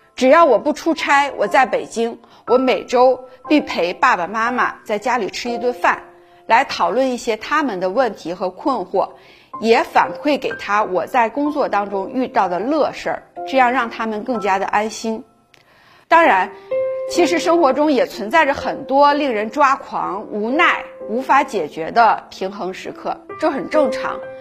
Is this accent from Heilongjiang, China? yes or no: yes; Greater Khingan forest area, Heilongjiang, China; moved away as an adult; also born or lived in Harbin / Beijing; 我是山区里长大的孩子，我在大兴安里林区里的生活非常单纯